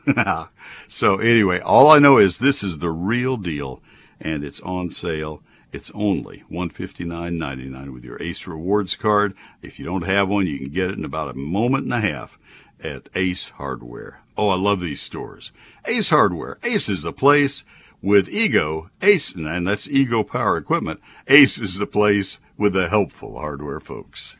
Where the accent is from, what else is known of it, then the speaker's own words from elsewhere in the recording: College Station, Texas, United States; also born or lived in Ohio; growing up in College Station, Texas, which is even farther south, and uh, the the son of parents from Nebraska